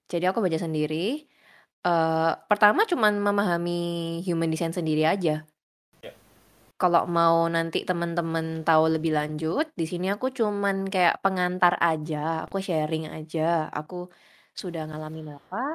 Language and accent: Indonesian; Surabaya, East Java, Indonesia; Uh, aku dari Surabaya. Usianya 25 tahun sekarang.